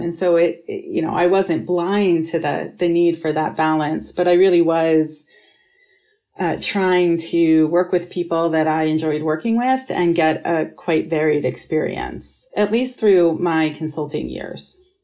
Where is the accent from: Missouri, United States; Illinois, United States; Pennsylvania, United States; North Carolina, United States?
Pennsylvania, United States; Pittsburgh; moved away; also born or lived in Rochester, New York; I grew up in Pittsburgh, Pennsylvania, and then Rochester, New York, half and half